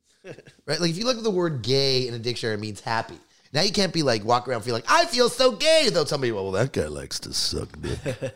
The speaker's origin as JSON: {"language": "English", "town": "Toronto", "region": "Ontario", "country": "Canada", "said": "and I'm from Toronto, like one of the biggest, most multicultural cities in all the world, right?"}